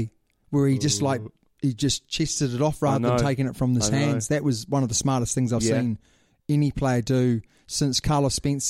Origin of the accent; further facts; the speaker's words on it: New Zealand; I am a Kiwi.